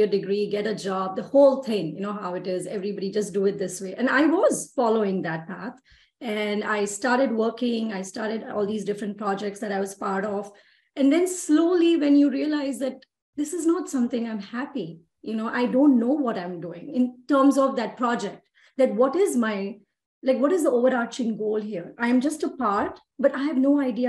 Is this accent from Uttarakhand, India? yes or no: no; Mumbai, Maharashtra, India; moved away as an adult; now in Texas, United States; I'm from Mumbai, India. And I'm born and raised in India